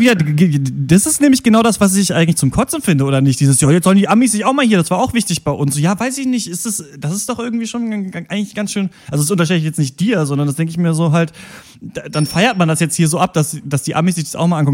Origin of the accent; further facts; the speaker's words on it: Germany; wir Deutsche sind und eben hier aufwachsen